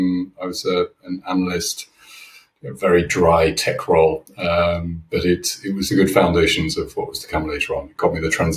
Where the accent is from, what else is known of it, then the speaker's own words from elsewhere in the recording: United Kingdom; also born or lived in Switzerland; So as you might hear from my accent, I am originally from the UK.